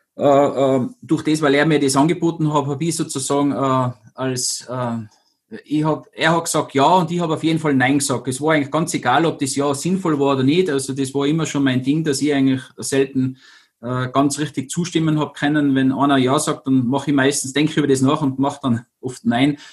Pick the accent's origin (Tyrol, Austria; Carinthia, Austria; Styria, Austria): Tyrol, Austria; Zillertal; now in Kufstein, Austria; wohne in Kufstein, bin aus dem Zillertal, möchte irgendwie allweil sagen, weil da sind meine Wurzeln her einfach